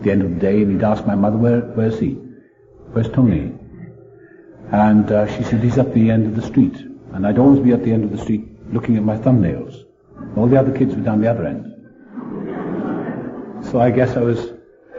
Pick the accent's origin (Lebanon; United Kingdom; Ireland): United Kingdom; South Wales; I was born in South Wales.